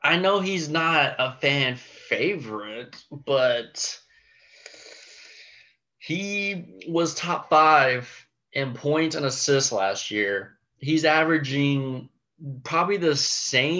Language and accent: English; Dallas, Texas, United States; I'm from Dallas